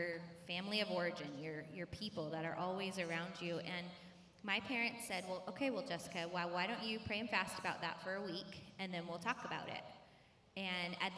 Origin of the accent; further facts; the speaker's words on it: Michigan, United States; moved away as an adult; also born or lived in Louisiana; now in California, United States; I was born in Michigan, and I lived about half my life in Michigan, and then we lived in Louisiana for like 3 years, and then we moved back to Michigan